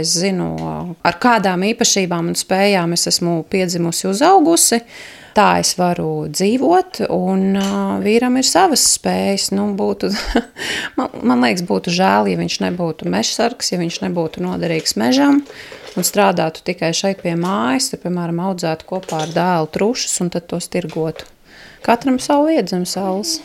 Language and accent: Latvian; Riga, Latvia; moved away as an adult; also born or lived in Ropaži Municipality; now in Ropaži, Latvia; es esmu dzimusi augus Rīgā.